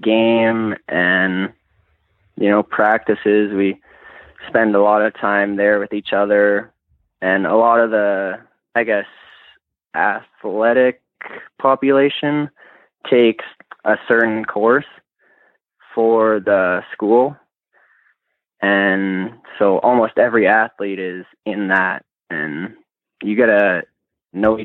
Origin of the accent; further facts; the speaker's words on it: Lethbridge, Alberta, Canada; moved away as an adult; now in Olds, Canada; I'm originally from Lethbridge